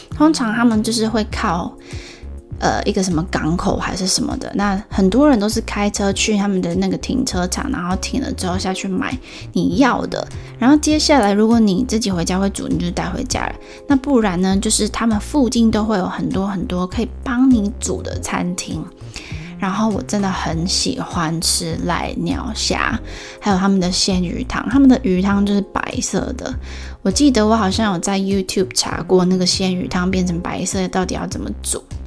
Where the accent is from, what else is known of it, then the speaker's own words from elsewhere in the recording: Taiwan; 我是台湾人